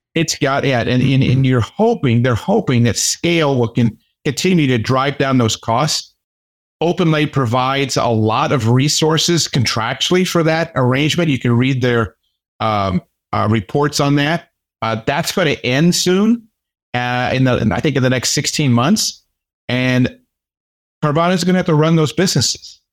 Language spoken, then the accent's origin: English; United States; being an American